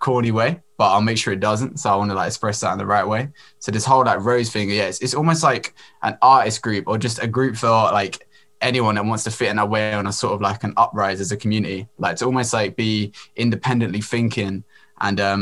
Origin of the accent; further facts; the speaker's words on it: Brighton, South East England, United Kingdom; I'm from Brighton, UK.